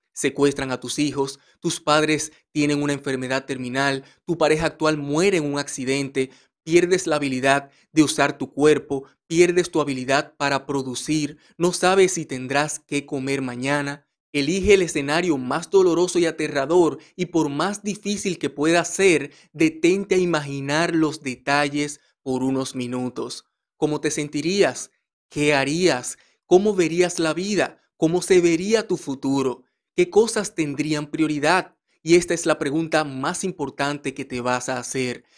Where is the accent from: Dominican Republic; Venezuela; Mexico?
Dominican Republic; en mi país, República Dominicana